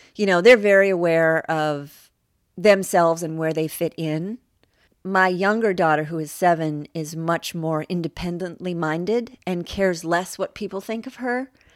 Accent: Seattle, Washington, United States; now in Los Angeles, United States; I grew up in Seattle, which was a very, you know, very different place than the L A my kids are growing up in now

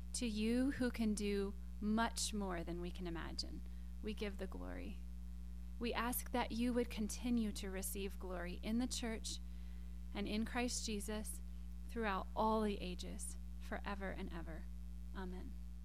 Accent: South Carolina, United States; when I was growing up in South Carolina, we had these tall, tall, tall pine trees

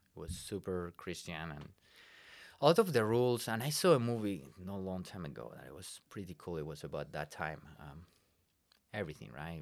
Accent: Spain; English is a second language; moved away as an adult; now in Iowa, United States; I'm from Spain, um, born in, uh, the border between León and Asturias, which is about three hours north from Madrid.

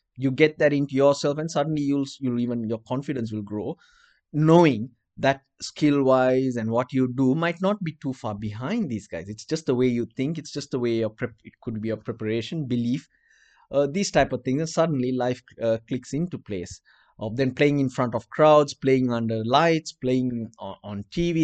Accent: Colombo, Western Province, Sri Lanka; accent: Sri Lankan; English is a second language; Yes, I'm Sri Lankan. My accent's different.

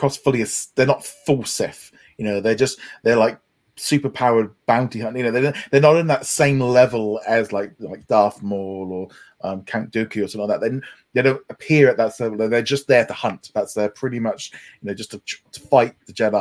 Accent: United Kingdom; being the Brit on here

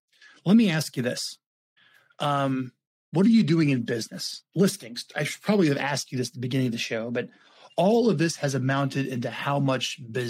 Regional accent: California, United States; And I said, hey, we're expats from California. It's the grapes of wrath reversed. we're traveling back.

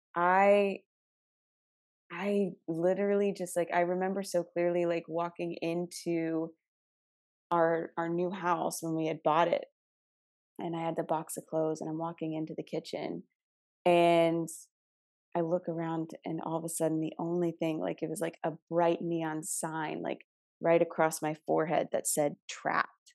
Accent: Arizona, United States; I'm from Arizona.

